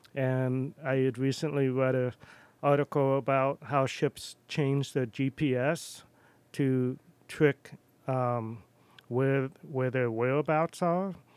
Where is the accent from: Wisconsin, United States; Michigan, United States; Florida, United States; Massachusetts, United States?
Massachusetts, United States; Wellfleet; accent: New York; also born or lived in New York City / Boston / Philadelphia / Rome, Italy; now in Astoria, United States; I grew up in Cape Cod